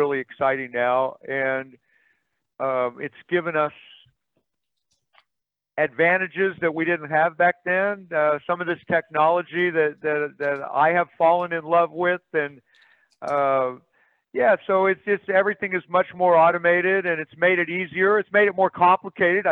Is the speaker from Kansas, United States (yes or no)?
yes; Kansas, United States; I'm from Kansas